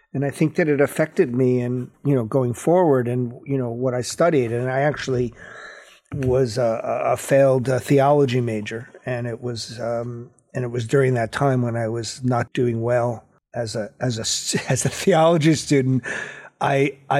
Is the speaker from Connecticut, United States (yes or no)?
yes; New Haven, Connecticut, United States; I was born in New Haven, Connecticut